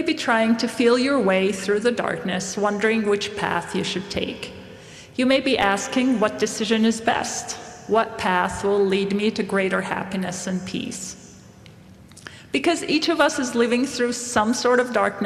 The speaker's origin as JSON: {"language": "English", "town": "Beit Sahour", "region": "Bethlehem Governorate", "country": "Palestine", "tie": "born or raised there", "also_born_or_lived": "Jerusalem", "moved": "yes", "lives_now": "Idaho, United States", "said": "I was born and raised in Palestine. My hometown is called Beit Sahur"}